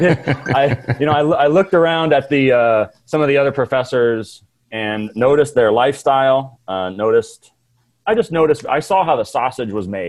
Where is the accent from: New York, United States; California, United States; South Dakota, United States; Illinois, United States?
California, United States; Redlands; I'm from Redlands, California.